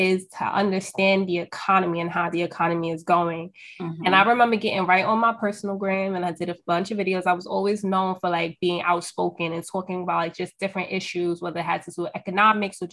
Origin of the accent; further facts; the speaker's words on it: New York, United States; I'm from New York, if y'all can't tell from my accent right now